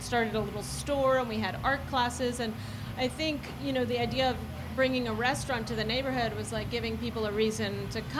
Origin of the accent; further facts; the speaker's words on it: New York City, New York, United States; moved away as an adult; now in Portland, United States; I'm from Staten Island originally